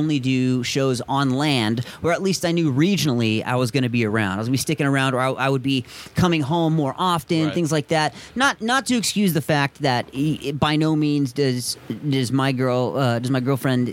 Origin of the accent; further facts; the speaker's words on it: Tucson, Arizona, United States; growing up in Tucson on the West Side